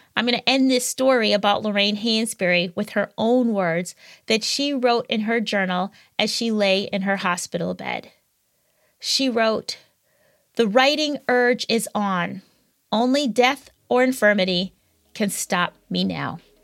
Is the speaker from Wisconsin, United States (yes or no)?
yes; Wisconsin, United States; my home state of Wisconsin